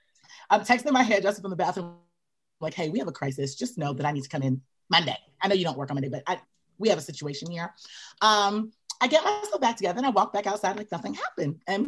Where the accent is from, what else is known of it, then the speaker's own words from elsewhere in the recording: New York, United States; also born or lived in Belize; I'm from New York. Well, I'm from Belize, but I grew up in New York. I went to college in New York.